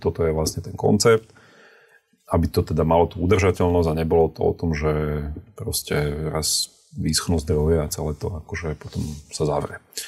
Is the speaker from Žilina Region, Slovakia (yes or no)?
no; Trnava, Trnava Region, Slovakia; now in Bratislava, Slovakia; ja som z Trnavy, ale žijeme v Bratislave